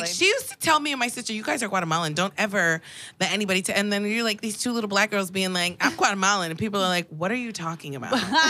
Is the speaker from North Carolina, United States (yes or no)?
no; New York City, New York, United States; I mean, I'm from Queens. It's not like I like didn't grow up around. I grew up around Muslim people.